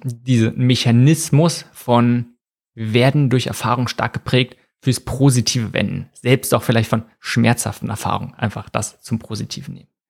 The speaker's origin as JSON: {"language": "German", "country": "Germany", "said": "bei uns in Deutschland"}